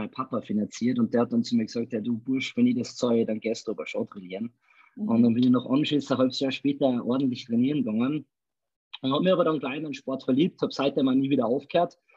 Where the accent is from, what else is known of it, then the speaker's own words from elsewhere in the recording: Salzburg, Austria; Ich bin ein Salzburger, also aus dem schönen Österreich.